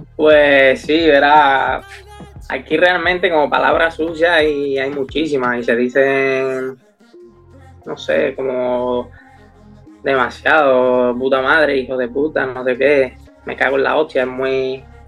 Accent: Seville, Andalusia, Spain; como mi tierra no. Yo que soy de aquí

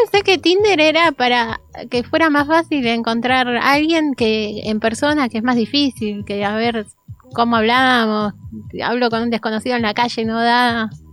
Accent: Argentina

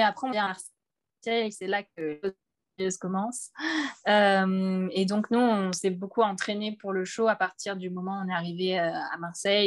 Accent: Réunion; moved away as an adult; now in Hauts-de-Seine, France; comme je viens de La Réunion, à La Réunion, on regarde beaucoup euh, les Miss

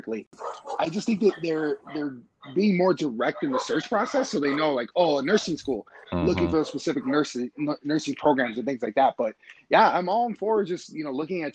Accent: Los Angeles, California, United States; now in Milwaukee, United States; I'm originally from Los Angeles.

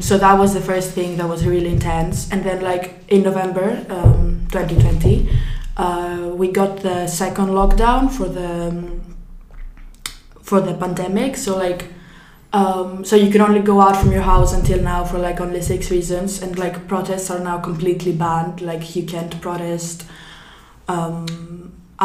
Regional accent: Greece; I'm 17 years old, and I come from Greece.

